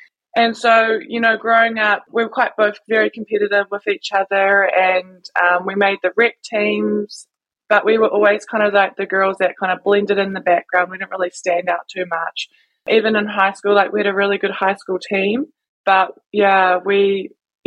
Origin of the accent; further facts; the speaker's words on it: Dunedin, Otago, New Zealand; also born or lived in Auckland; I'm from Dunedin, New Zealand. It's in the South Island, and I'm 25. I was actually born in Auckland, but I've lived in Dunedin my whole life.